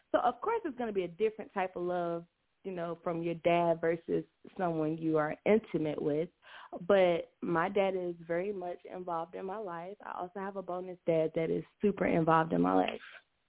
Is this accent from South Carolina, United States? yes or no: yes; South Carolina, United States; I am from South Carolina, so a lot of people down here, you know, this is the Bible Belt.